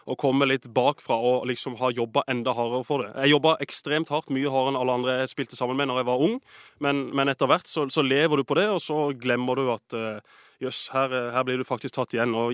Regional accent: Agder, Norway; vi som er født og oppvokst på Sørlandet, det, vi er hjemmekjære

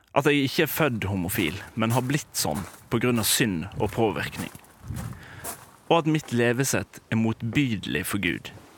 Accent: Volda, Møre og Romsdal, Norway; jeg har bodd her

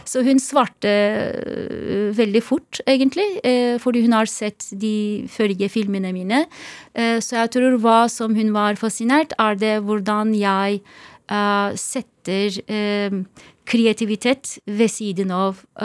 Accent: Izmir, Turkey; Norwegian is a second language; also born or lived in Istanbul; now in Norway; Jeg er oppvokst i Izmir og Istanbul. To steder.

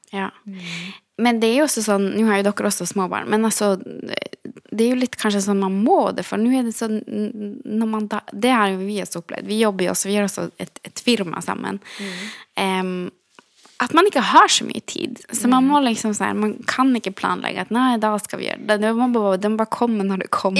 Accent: Kautokeino, Finnmark, Norway; Der jeg kommer fra Kautokeino

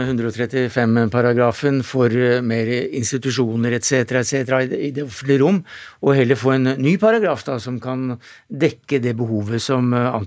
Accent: Nesodden, Akershus, Norway; Jo, for det første så kom jeg fra Nesodden

